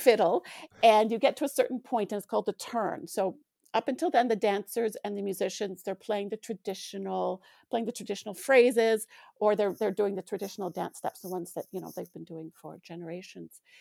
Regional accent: Alberta, Canada; now in Manitoba, Canada; I grew up in Alberta, and I grew up playing and even running out in minus thirty degree weather

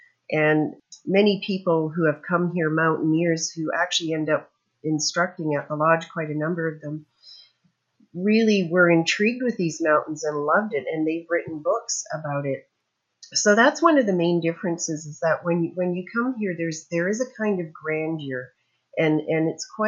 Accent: Southern Ontario, Canada; moved away as an adult; also born or lived in Huntsville, Ontario; now in British Columbia, Canada; I grew up in Southern Ontario, and before I came back out here, I was living in Huntsville and worked in Algonquin Park.

